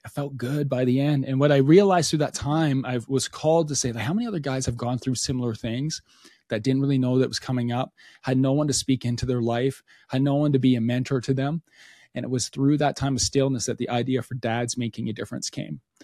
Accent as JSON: {"language": "English", "region": "Alberta", "country": "Canada", "said": "we're from Alberta, Canada."}